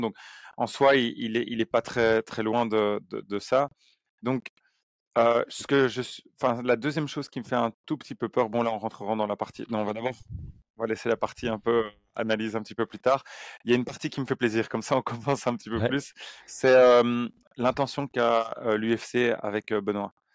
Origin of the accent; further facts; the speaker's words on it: Belgium; on est belge